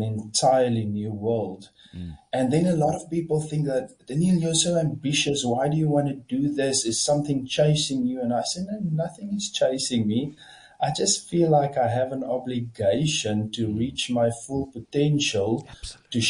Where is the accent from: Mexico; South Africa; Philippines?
South Africa; Kamieskroon, Northern Cape; also born or lived in Stellenbosch; So I grew up in Camus in the Northern Cape, a very small town.